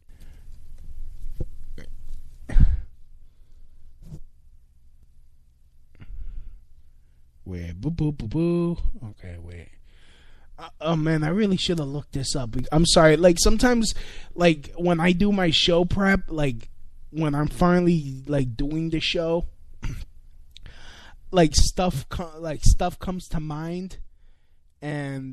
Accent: New York City, New York, United States; my hometown, New York City

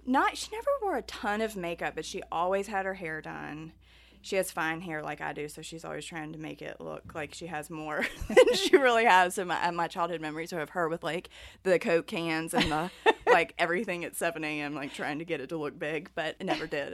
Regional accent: Martinsville, Virginia, United States; accent: thick Southern; when I was growing up in Martinsville

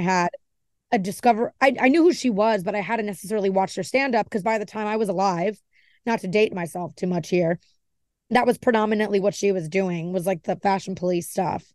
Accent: Miami, Florida, United States; also born or lived in New Jersey / New York; I was born in New Jersey, and I have a lot of family up there, but I was raised in Miami

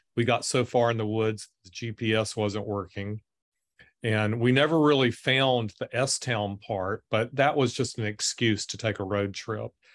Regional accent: the South, United States; growing up in the South as in a mixed Jewish Christian home

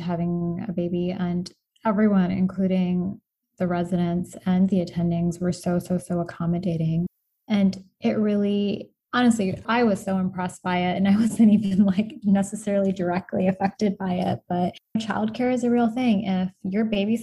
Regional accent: Chicago, Illinois, United States; moved away as an adult; now in Albany, United States; I come from Chicago, and my husband and I were long distance for a year or so when he was there

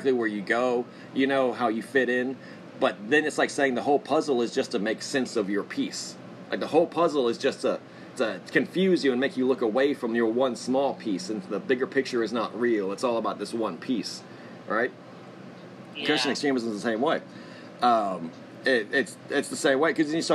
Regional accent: Texas, United States; I'm from Texas.

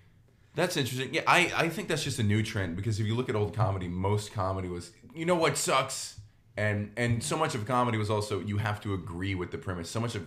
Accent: Cajun, Louisiana, United States; being Cajun

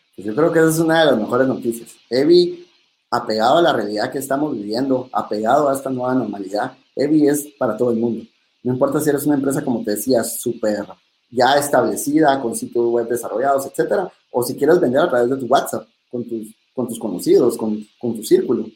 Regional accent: Guatemala; como buenos guatemaltecos

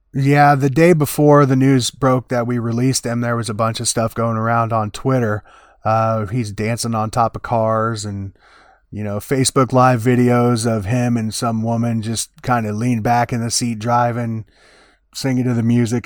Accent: Des Moines, Iowa, United States; my hometown. You know, Des Moines, Iowa

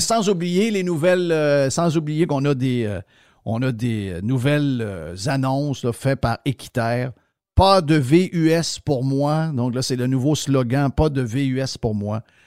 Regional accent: Quebec, Canada; je suis un Québécois

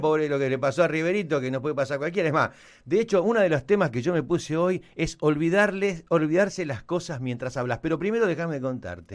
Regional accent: Argentina; Somos, ¿Qué somos? ¿Argentinos o no?

